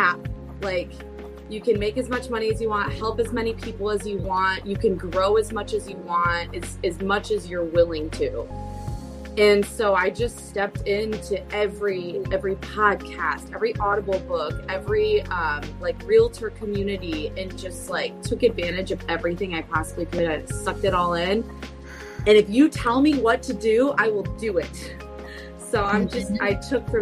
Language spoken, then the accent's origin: English; Metro Detroit suburbs, Southeast Michigan, United States; So I grew up in Southeast Michigan. So Metro Detroit suburbs area.